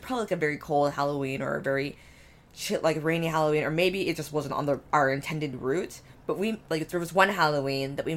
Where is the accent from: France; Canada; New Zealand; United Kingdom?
Canada; we're Canadian culture